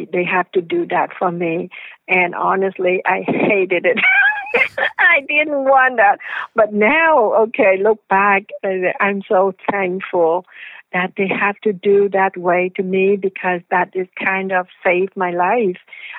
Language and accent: English; the South, United States; I came from the South, right?